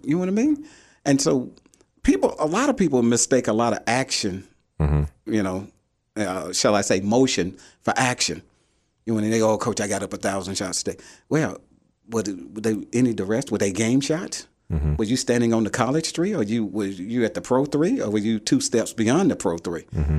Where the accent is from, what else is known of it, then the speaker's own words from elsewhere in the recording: Macomb, Mississippi, United States; You know, I'm from Macomb, Mississippi.